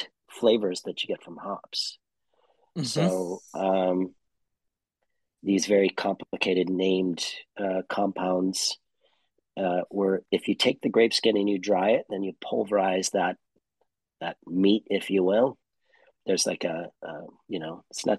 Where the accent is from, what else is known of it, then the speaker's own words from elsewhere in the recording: St. Louis, Missouri, United States; moved away as an adult; also born or lived in San Francisco Bay Area, California / Tokyo, Japan; now in United Kingdom; I'm from Missouri, from St. Louis